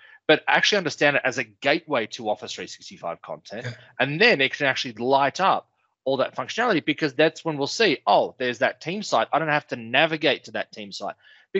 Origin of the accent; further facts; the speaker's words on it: South Africa; accent: South African; Listen, mate, don't mock my accent, all right? What should I put on my South African?